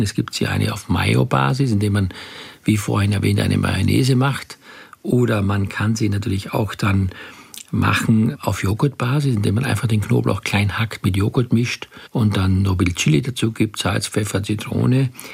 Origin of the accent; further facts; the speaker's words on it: Graz, Styria, Austria; ich komme aus Graz